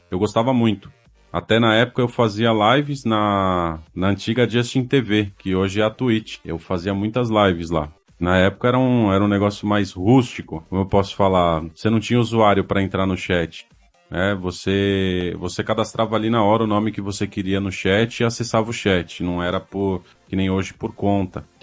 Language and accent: Portuguese; São Paulo, Brazil; Sou natural de São Paulo, da Zona Norte.